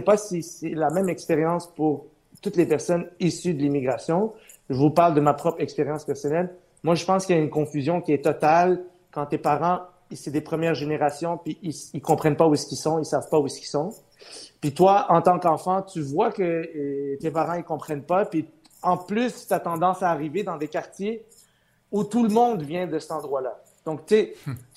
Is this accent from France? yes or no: no; Montreal, Quebec, Canada; French is a second language; je suis arrivé à Ville-Saint-Laurent à l'âge de 8 ans